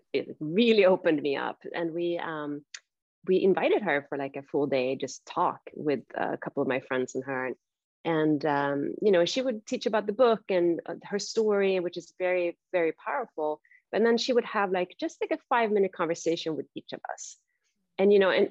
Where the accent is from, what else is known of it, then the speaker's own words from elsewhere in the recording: Sweden; now in San Francisco, United States; I grew up in Sweden